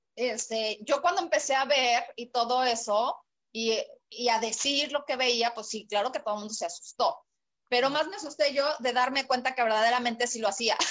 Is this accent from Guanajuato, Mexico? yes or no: no; State of Mexico, Mexico; moved away as an adult; now in Puerto Vallarta, Mexico; yo nací en la Ciudad de México, eh, en el DF realmente, ahora Ciudad de México. Sí. Eh, después viví en el Estado de México durante pues 27 años de mi vida